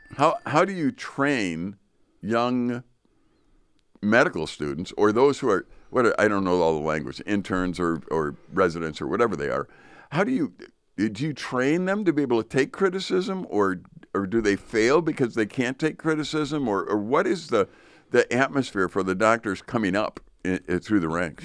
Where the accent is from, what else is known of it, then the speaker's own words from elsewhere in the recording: Chicago, Illinois, United States; now in northern Wisconsin, United States; I grew up in Chicago